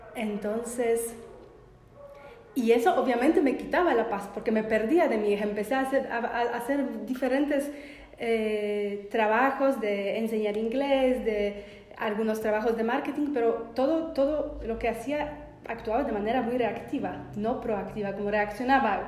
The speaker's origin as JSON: {"language": "Spanish", "country": "Poland", "moved": "as an adult", "lives_now": "Argentina", "said": "soy de Polonia y me mudé para vivir acá"}